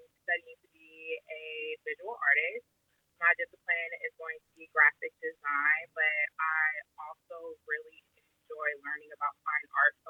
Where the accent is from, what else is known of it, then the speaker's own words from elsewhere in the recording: Omaha, Nebraska, United States; moved away as an adult; now in Santa Clarita, United States; I am from Omaha, Nebraska. I'm currently living in Santa Clarita, California. I moved here about 5 years ago